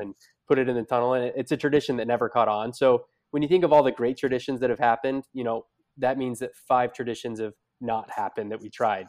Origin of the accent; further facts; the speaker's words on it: Idaho, United States; I'm from Idaho